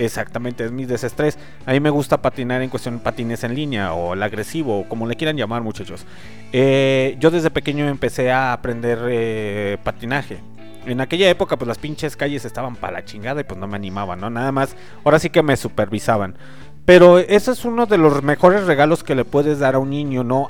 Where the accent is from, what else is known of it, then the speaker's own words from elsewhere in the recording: León, Guanajuato, Mexico; soy originario de León, Guanajuato